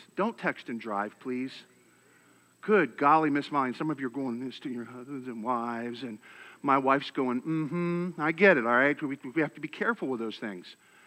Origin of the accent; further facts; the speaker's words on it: Philadelphia, Pennsylvania, United States; now in Texas, United States; I'm from Philadelphia